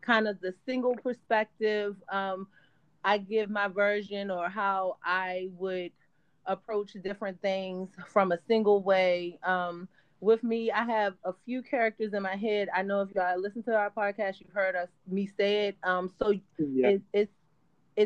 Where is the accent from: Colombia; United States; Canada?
United States; Annapolis, Maryland; We're both from Maryland, from Annapolis, Maryland. Yeah. We grew up, we've known each other since second grade.